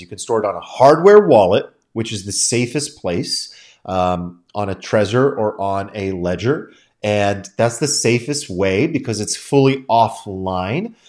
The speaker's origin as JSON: {"language": "English", "country": "United States", "said": "as an American"}